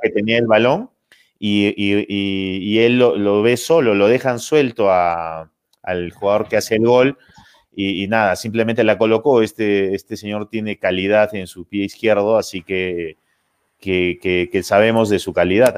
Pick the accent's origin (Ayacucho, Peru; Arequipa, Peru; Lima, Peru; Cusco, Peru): Cusco, Peru; para nosotros como cusqueños